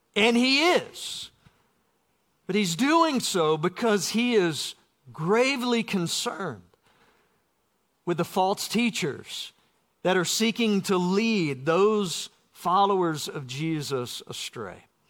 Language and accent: English; South Georgia, United States; Growing up in South Georgia